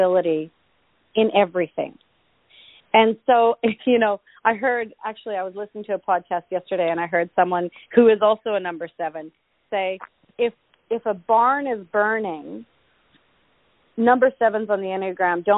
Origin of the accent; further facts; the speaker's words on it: Canada; I am Canadian, and I was born in February